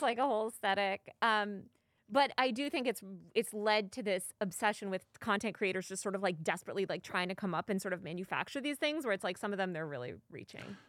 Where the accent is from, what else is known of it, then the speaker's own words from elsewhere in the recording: New York, United States; moved away as an adult; now in Los Angeles, United States; I've lived in New York over half my life. I was born in New York.